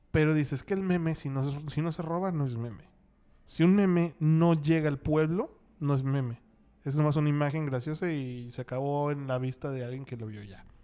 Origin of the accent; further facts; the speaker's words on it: Mexico; Somos los mexicanos somos eh, estamos compitiendo contra Brasil en cuanto a memes en el mundo